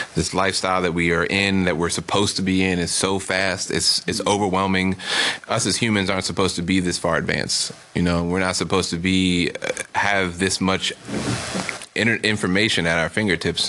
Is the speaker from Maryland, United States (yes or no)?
yes; Maryland, United States; also born or lived in Brooklyn, New York; now in Oakland, United States; originally from Maryland. Lived in Brooklyn for ten years